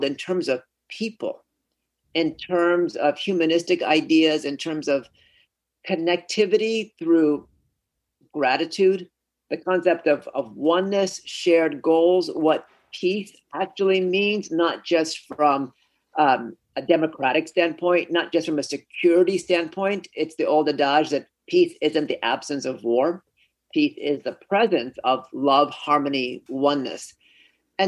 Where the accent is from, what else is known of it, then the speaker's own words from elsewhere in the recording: Oakland, California, United States; also born or lived in Gujarat, India; I grew up in California. We immigrated from Gujarat